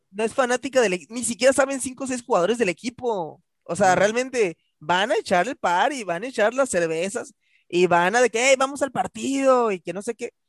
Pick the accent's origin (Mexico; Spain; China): Mexico; así son los mexicanos, así somos.